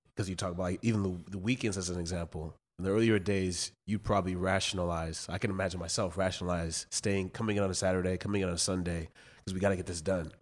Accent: West Coast, United States; I'm from the West Coast

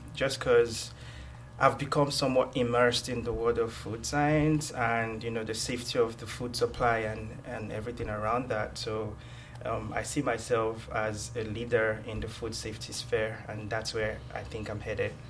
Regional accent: Nigeria; moved away as an adult; now in Georgia, United States; I was born and raised in Nigeria

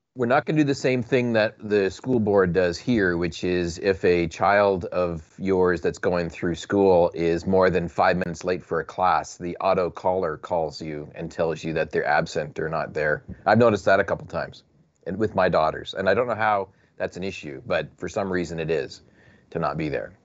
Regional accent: Canada; I'm from Canuckistan.

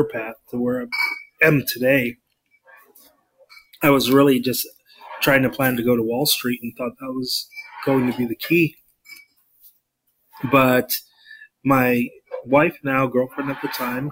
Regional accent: South Florida, United States; when I was growing up in the South Florida region

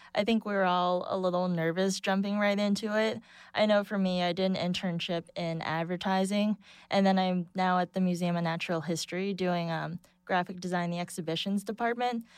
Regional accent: Boston, Massachusetts, United States; moved away as an adult; also born or lived in Saint Louis / Chelsea, New York; now in New York, United States; grew up in Boston, went to school in Saint Louis, and now I live in Chelsea

